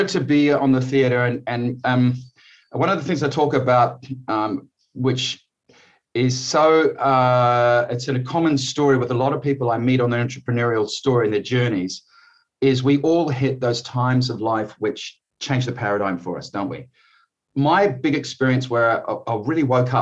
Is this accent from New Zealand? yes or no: yes; New Zealand; moved away as an adult; also born or lived in Malawi / Geneva, Switzerland / Australia; I grew up in New Zealand as a young kid and went to Australia to live when I was 22 years old.